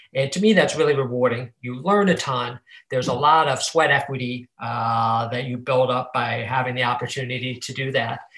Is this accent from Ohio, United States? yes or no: yes; Cleveland, Ohio, United States; moved away as an adult; now in Chicago, United States; I grew up in Cleveland